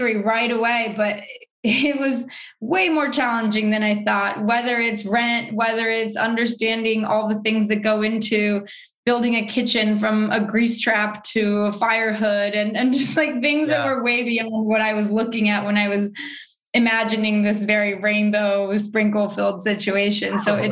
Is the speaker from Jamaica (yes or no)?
no; Mexico; now in New York City, United States; I grew up in Mexico